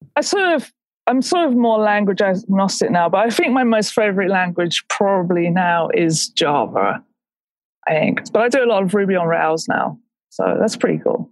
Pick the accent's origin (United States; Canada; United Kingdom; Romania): United Kingdom; England; I'm English